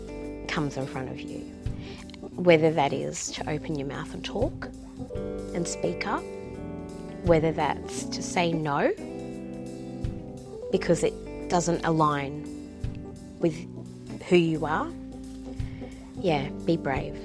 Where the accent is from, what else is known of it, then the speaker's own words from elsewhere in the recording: central Queensland, Australia; moved away as an adult; also born or lived in Philippines / Sydney; now in Brisbane, Australia; I actually grew up in a tiny little town in central Queensland.